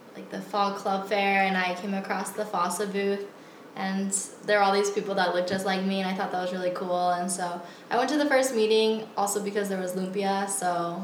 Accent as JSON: {"language": "English", "town": "Tucson", "region": "Arizona", "country": "United States", "tie": "born or raised there", "said": "I grew up in Tucson, Arizona. So most of my family that lived here in Tucson was part of my dad's side, and that wasn't my Filipino side."}